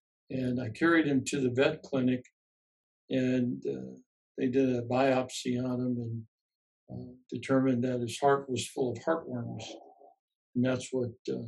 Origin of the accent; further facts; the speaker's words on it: Chicago, Illinois, United States; Growing up in Chicago